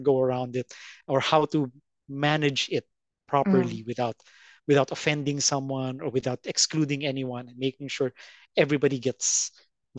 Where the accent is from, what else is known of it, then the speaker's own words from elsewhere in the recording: Philippines; first language en; I learned Filipino, Tagalog. As conversation, as I talk to people at school and stuff, but I'm primarily English speaking. And my English is mostly based on American.